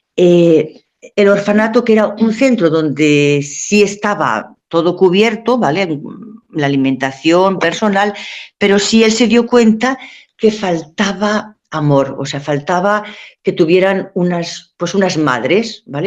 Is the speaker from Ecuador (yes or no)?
no; Valencia, Valencian Community, Spain; now in Madrid, Spain; soy de Valencia